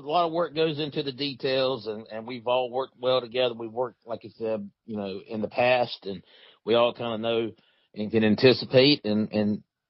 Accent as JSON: {"language": "English", "town": "Marion", "country": "United States", "tie": "born or raised there", "said": "I grew up in Marion"}